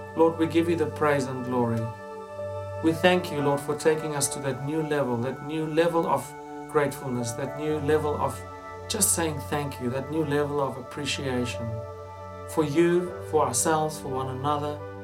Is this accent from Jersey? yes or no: no; Johannesburg, Gauteng, South Africa; moved away as an adult; now in England; growing up in Johannesburg, it's a very affluent city.